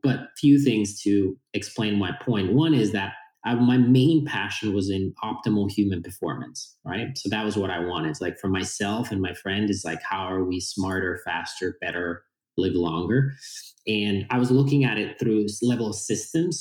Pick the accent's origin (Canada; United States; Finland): Finland; born and raised in Finland.